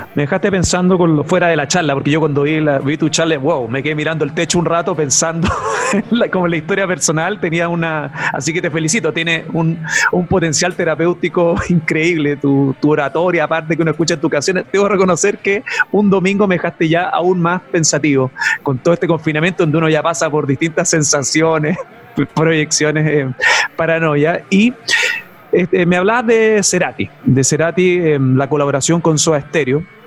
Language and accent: Spanish; Chile